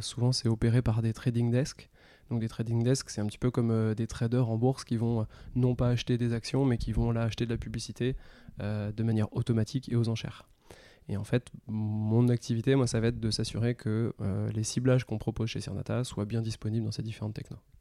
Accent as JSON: {"language": "French", "region": "Brittany", "country": "France", "tie": "born or raised there", "moved": "as an adult", "lives_now": "Paris, France", "said": "je suis breton, j'ai grandi en Bretagne"}